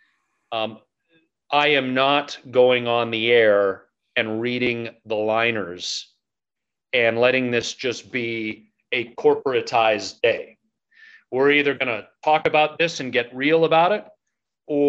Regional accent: Oakville, Ontario, Canada; also born or lived in Ottawa; I was born in Oakville, so born and raised in Oakville, born in 79.

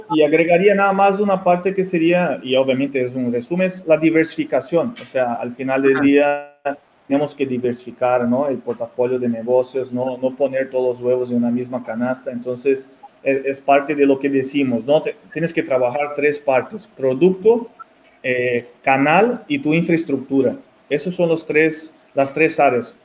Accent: Mexico; also born or lived in Brazil; nosotros como mexicanos aquí

